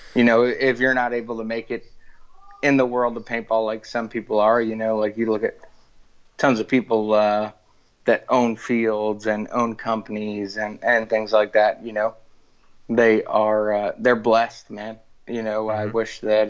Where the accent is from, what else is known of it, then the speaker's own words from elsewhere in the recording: West Islip, New York, United States; growing up out of the uh, streets of Long Island, uh, West Islip